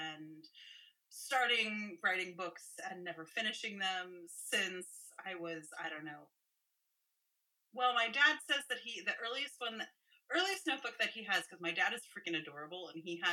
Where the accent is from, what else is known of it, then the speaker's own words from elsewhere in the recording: San Francisco, California, United States; I grew up in San Francisco in California